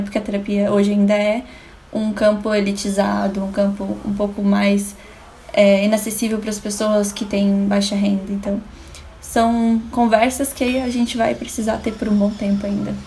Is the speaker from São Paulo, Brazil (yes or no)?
no; Florianópolis, Santa Catarina, Brazil; sou de Floripa, sou do Brasil aqui